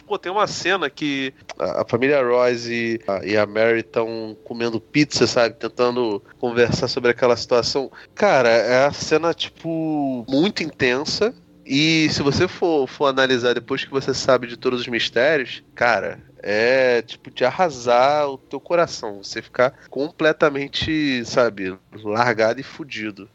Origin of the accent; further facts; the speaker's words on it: Brazil; eu sou brasileiro pra cacete